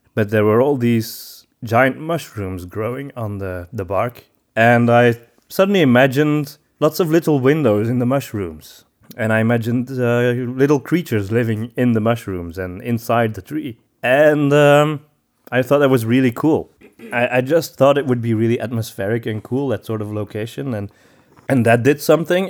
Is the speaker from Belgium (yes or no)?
yes; Antwerp, Flanders, Belgium; I'm from Antwerp